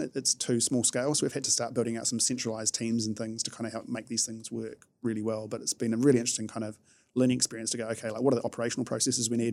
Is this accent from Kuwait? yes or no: no; New Zealand; being a New Zealander is it's great from a lifestyle perspective